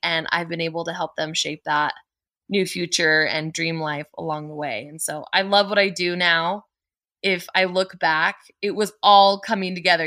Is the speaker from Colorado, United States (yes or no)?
yes; Colorado, United States; I was born and raised in Colorado